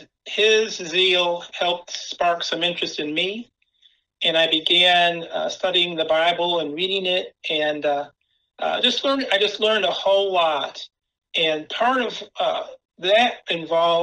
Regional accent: Rome, New York, United States; also born or lived in Buffalo, New York; now in Louisville, United States; I'm actually from upstate New York, a town called Rome, New York, and that's where I was born.

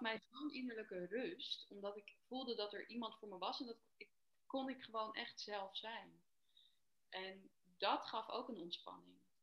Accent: Amsterdam, North Holland, Netherlands; ik ben 33 en ik kom uit Amsterdam.

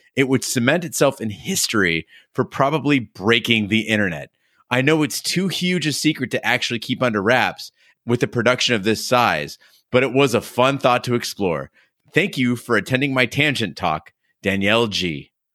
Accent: United States; I grew up in America

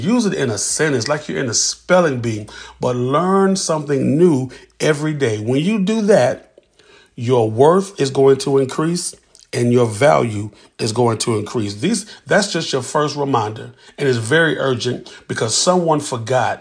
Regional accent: Columbia, South Carolina, United States; from Columbia, South Carolina

